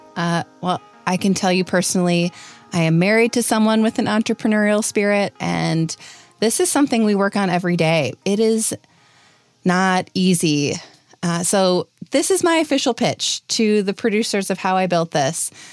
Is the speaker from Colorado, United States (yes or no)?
no; Wisconsin, United States; growing up in Wisconsin